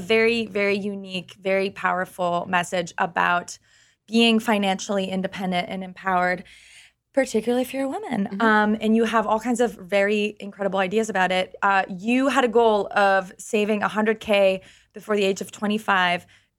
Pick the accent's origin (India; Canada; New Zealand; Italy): Canada; Because I'm Canadian. In Canada, they kind of like, you have like a safety net.